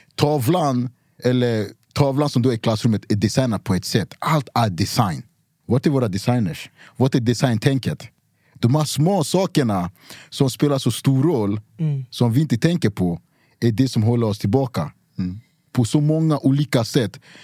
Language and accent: Swedish; Cameroon; moved away; also born or lived in Luleå, Sweden; jag är från Kamerun, det, är- det är tropiskt. Vi har regnskogar.